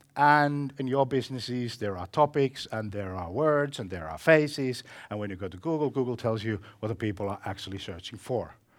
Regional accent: Finland; I come from Finland

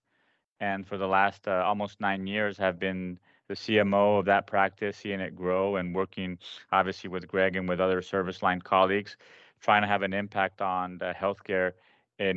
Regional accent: Paraguay; first language Spanish; English is a second language; moved away as an adult; now in United States; I grew up in South America, in Paraguay, after having lived in the United States from birth to I was 6 or 7, and decided to go to med school in Paraguay

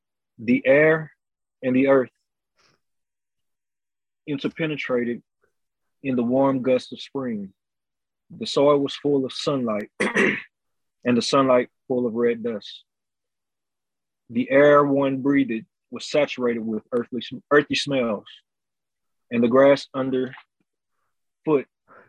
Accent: California, United States; I grew up in Southern California and moved north when I was 30.

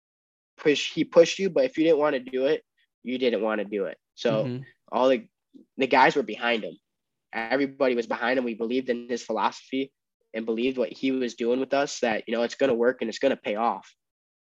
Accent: Glenbard North, Illinois, United States; growing up in the Glenbard North wrestling room

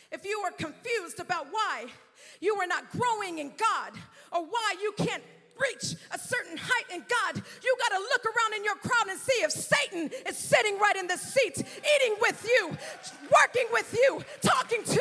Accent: California, United States; now in Florida, United States; I come from California, hundreds and hundreds, probably thousands of miles, definitely thousands of miles from Florida.

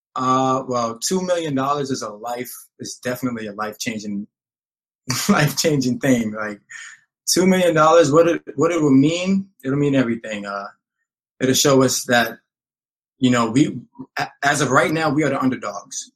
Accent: New York City, New York, United States; I grew up down here in the Lower East Side of Manhattan

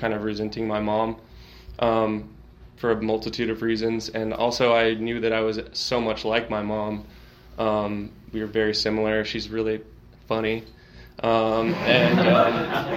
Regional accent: Austin, Texas, United States; I grew up here in Austin

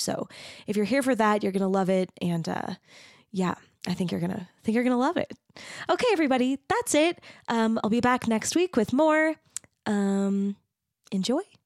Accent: Mesa, Arizona, United States; also born or lived in Texas; I grew up in Arizona. I'm from Mesa

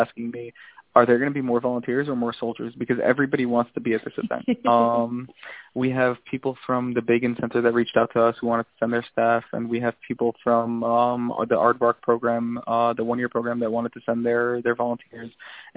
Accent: New Jersey, United States; now in Israel; I grew up in New Jersey

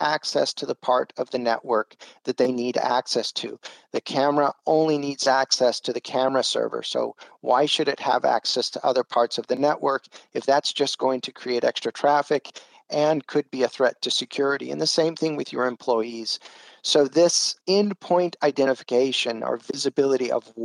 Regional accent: San Diego, California, United States; moved away as an adult; also born or lived in Brazil; I'm originally from San Diego, California.

